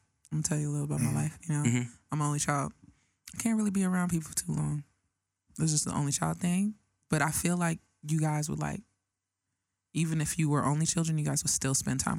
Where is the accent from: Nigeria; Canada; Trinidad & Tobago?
Nigeria; moved away; I'm Nigerian